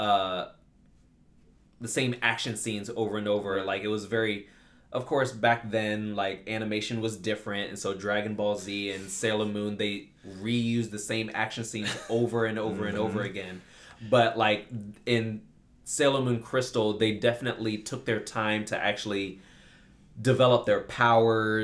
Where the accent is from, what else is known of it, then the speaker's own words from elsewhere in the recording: United States; I'm American